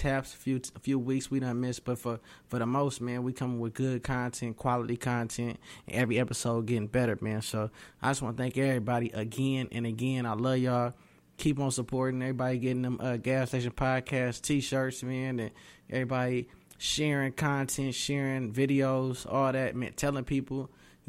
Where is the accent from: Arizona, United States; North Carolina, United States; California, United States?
California, United States; Oakland; also born or lived in Sacramento, California; now in Atlanta, United States; I'm from Oakland, California, moved to Sacramento, and now I reside in the new Black Hollywood, Atlanta